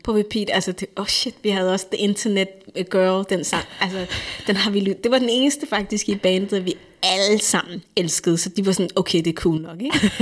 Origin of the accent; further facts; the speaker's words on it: Denmark; jeg kommer her som dansker